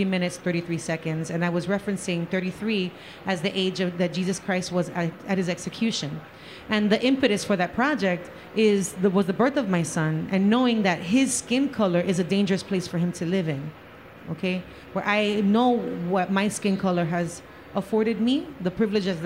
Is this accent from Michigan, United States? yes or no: no; New York City, New York, United States; now in Orlando, United States; by my accent, I kind of come from the Bronx